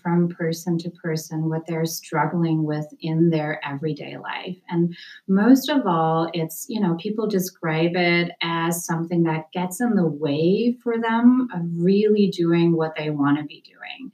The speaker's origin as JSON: {"language": "English", "country": "Germany", "moved": "as an adult", "lives_now": "United States", "said": "I'm originally from Germany"}